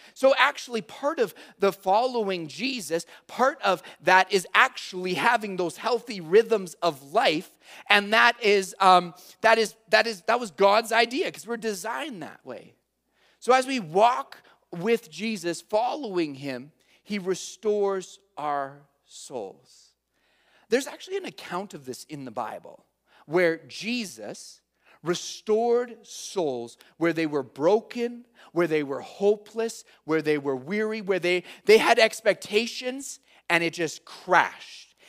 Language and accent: English; Calgary, Alberta, Canada; I'm from Calgary